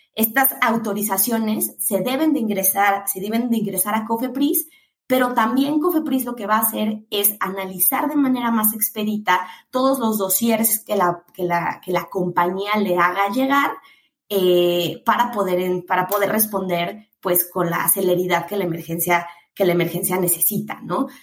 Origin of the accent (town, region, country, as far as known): Mexico